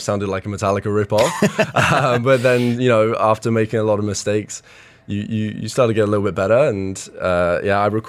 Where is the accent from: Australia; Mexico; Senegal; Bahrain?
Bahrain; I was born in the region. I was born in Bahrain.